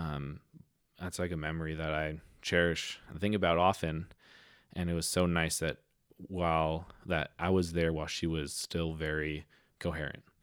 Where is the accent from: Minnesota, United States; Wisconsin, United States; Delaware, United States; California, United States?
California, United States; San Diego; I grew up in North County, San Diego